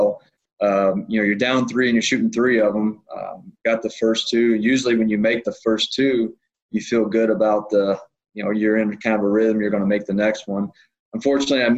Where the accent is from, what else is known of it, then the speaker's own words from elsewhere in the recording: Southern Illinois, United States; Growing up in Southern Illinois